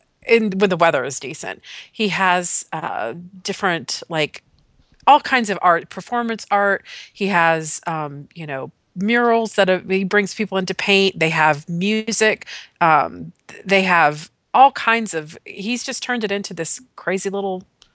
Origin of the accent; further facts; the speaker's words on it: Ohio, United States; Southern Ohio is.